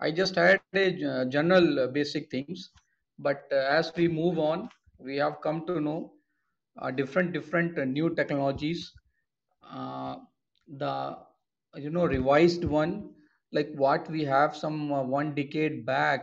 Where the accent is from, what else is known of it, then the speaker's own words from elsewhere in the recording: Kanpur, Uttar Pradesh, India; moved away; also born or lived in Warangal; I am basically from Kanpur, Uttar Pradesh